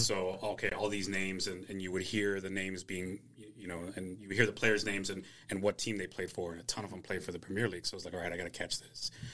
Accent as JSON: {"language": "English", "area": "the Valley", "region": "Texas", "country": "United States", "tie": "born or raised there", "said": "growing up in the Valley"}